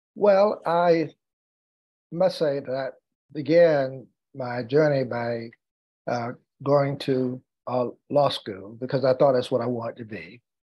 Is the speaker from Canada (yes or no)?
no; North Carolina, United States; African American lawyer practicing law in my hometown. And as a matter of fact, the first in my hometown and the youngest at that time in the state of North Carolina.